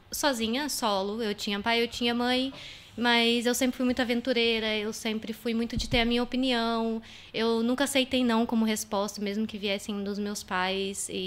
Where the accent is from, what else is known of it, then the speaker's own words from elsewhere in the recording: São José dos Campos, São Paulo, Brazil; also born or lived in Santo André; Eu nasci em São Paulo, em Santo André. É, mas fui criada na cidade de São José dos Campos, que é interior de São Paulo.